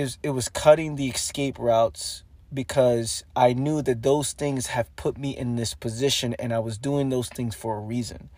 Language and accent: English; New York City, New York, United States; growing up in the Bronx, New York